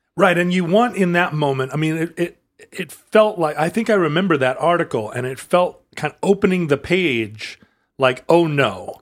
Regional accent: Anchorage, Alaska, United States; growing up in Anchorage

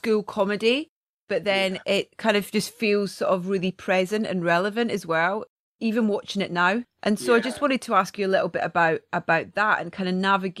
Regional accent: Scotland, United Kingdom; being Scottish

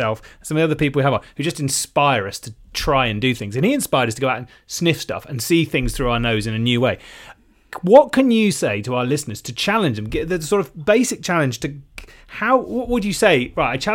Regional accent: West Country, South West England, United Kingdom; now in London, United Kingdom; I was coming up from the West Country as a kid

